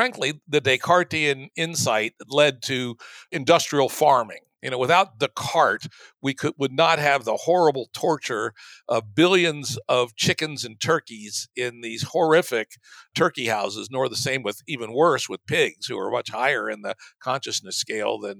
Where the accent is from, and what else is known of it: the South, Southern United States, United States; born or raised there; moved away as an adult; also born or lived in Bay Area